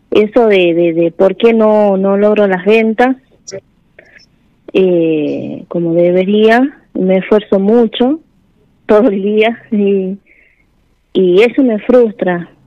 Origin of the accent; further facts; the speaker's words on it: La Rioja, Argentina; Yo soy de La Rioja